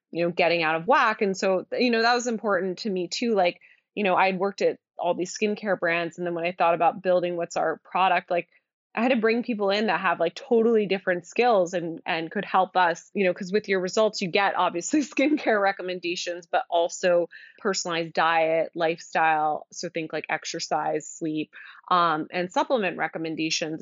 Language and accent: English; outside of Philadelphia, Pennsylvania, United States; moved away as an adult; also born or lived in Virginia / Boston; now in New York City, United States; I grew up outside of Philadelphia